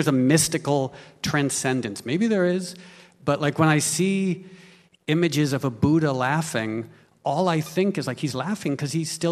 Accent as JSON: {"language": "English", "region": "New York", "country": "United States", "tie": "born or raised there", "said": "I was born in New York"}